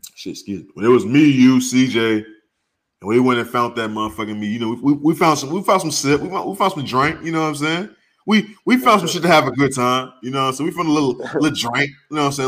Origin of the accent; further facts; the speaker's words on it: St. Louis, Missouri, United States; moved away as an adult; I moved from St. Louis two weeks after I graduated high school.